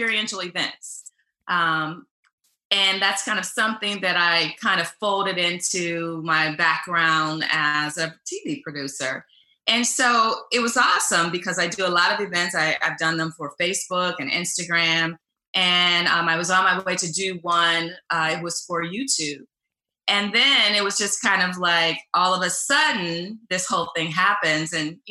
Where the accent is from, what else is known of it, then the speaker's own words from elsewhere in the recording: Cleveland Heights, Ohio, United States; I am originally from Ohio. I grew up in Cleveland Heights, which is close to Shaker Heights